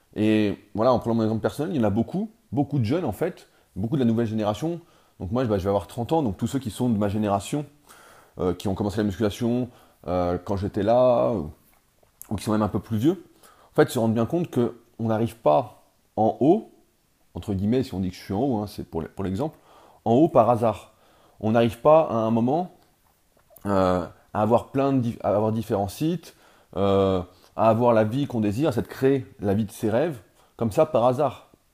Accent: France; en tant que Français

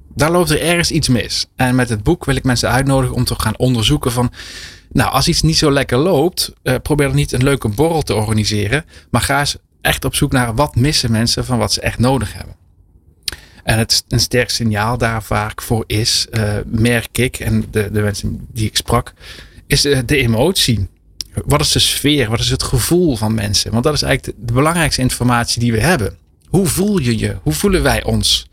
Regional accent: Limburg, Netherlands; also born or lived in France; ik ben geboren in Frankrijk. Ik ben in Limburg opgegroeid.

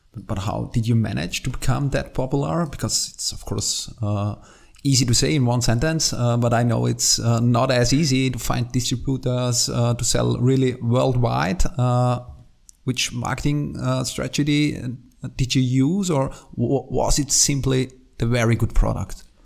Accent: Austria; English is a second language; I'm from Austria, as you maybe can hear.

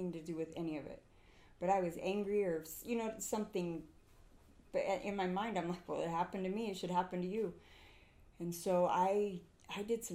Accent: Huntington Beach, California, United States; moved away as an adult; now in Utah, United States; I grew up in Southern California, but I grew up in Huntington Beach

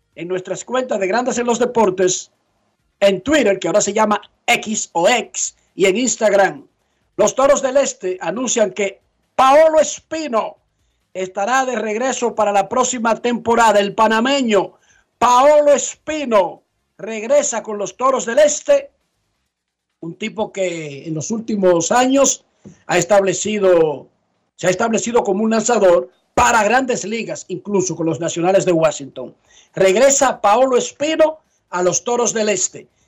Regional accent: Dominican Republic; nosotros, sin importar cómo esté el país, nos gusta emigrar

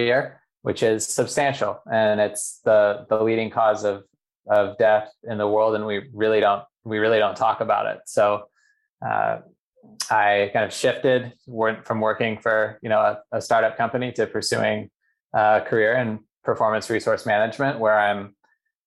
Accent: Boise, Idaho, United States; moved away as an adult; also born or lived in San Diego, California; now in California, United States; I grew up in Boise, Idaho, went to public school

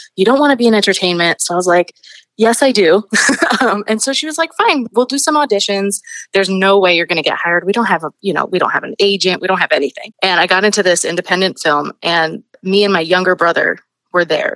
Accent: New York City, New York, United States; I'm from Queens. I, I grew up in Astoria.

